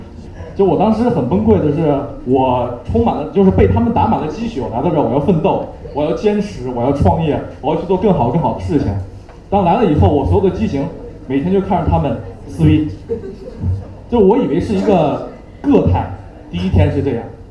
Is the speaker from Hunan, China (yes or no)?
yes; Hunan, China; also born or lived in Beijing; 为什么我突然从湖南来到这块儿？就第一点，是因为我对北京还是有情节的，就是你在北京漂了一段时间，你漂不下去了，回去了